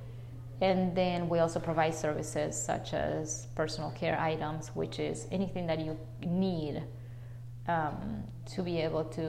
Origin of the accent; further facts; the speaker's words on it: Buenos Aires, Argentina; moved away as an adult; also born or lived in Naselle, Washington; now in United States; Argentinian. Mm-hmm. And then I came to the state right to come to college after I graduated in Buenos Aires